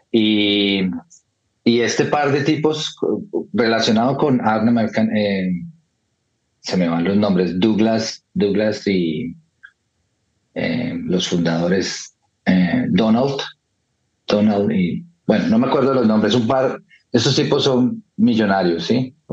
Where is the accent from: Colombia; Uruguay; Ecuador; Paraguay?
Colombia; Bogotá; moved away as an adult; also born or lived in London; soy de Bogotá, Colombia, em, y dejé Colombia ya hace casi 20 años, en el 2004 me fui a vivir a Londres